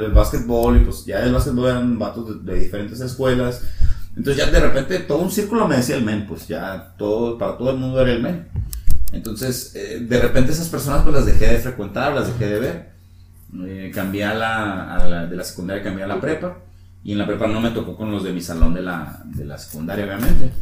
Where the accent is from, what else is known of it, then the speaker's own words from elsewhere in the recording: Mexico; moved away; soy de San Luis